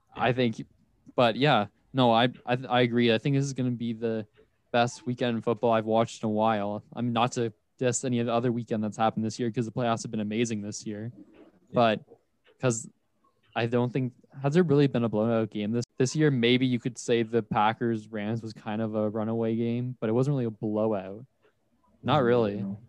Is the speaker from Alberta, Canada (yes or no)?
no; Ontario, Canada; we're from Ontario